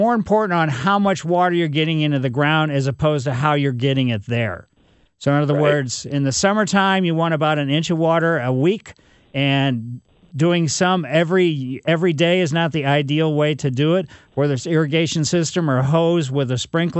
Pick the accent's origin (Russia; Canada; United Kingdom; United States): United States; Ellisville; Growing up in Ellisville, it was kind of totally wild and crazy, but my grandmother lived right